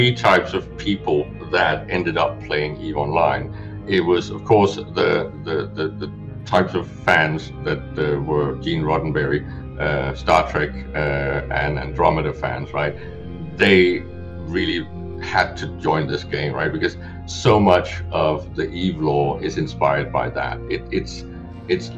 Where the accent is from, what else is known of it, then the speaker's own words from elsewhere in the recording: Denmark; I'm a Scandinavian. I'm from Denmark